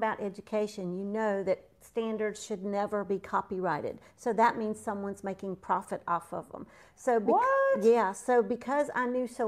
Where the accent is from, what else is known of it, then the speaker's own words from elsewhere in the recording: Georgia, United States; accent: twang; also born or lived in South Florida; now in North Carolina, United States; moved to Georgia where I got my twang.